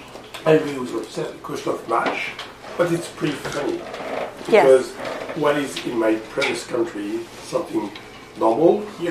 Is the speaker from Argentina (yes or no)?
no; France; English is a second language; moved away as an adult; now in Canada; I'm from France.